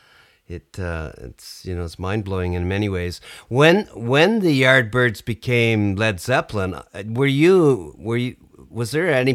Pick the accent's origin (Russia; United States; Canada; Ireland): Canada; my perception as a Canadian over here